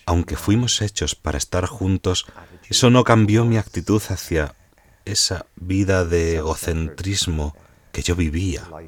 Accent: Dublin, Leinster, Ireland; moved away as an adult; now in Roscommon, Ireland; vivo en Roscommon, en Irlanda, aunque soy de Dublín

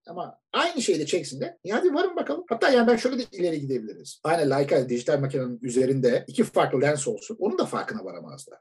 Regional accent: Turkey; biz Türk'üz.

